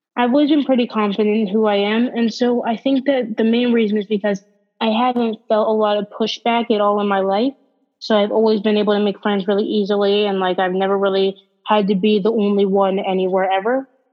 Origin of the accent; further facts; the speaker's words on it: Pennsylvania, United States; also born or lived in Baltimore, Maryland; I moved from Baltimore to Pennsylvania